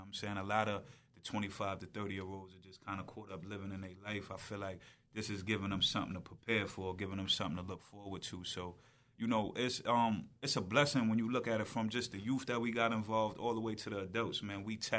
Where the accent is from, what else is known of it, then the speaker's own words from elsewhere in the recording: Wyandanch, New York, United States; Yeah, I grew up in Wyandanch as well.